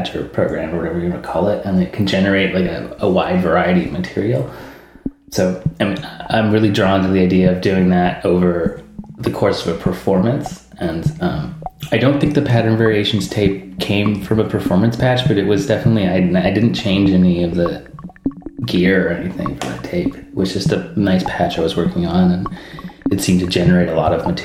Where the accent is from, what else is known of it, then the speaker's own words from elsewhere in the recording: Vancouver, British Columbia, Canada; I'm from Vancouver